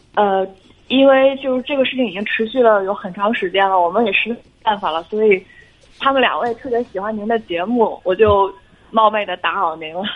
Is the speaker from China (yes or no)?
yes; Jinan, Shandong, China; 就济南的。